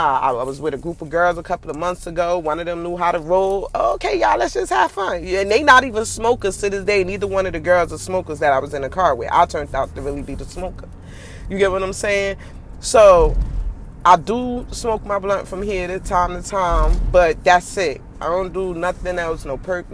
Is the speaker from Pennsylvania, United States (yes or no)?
no; New York City, New York, United States; also born or lived in Newark, New Jersey; I was born in Newark. I was raised in Brooklyn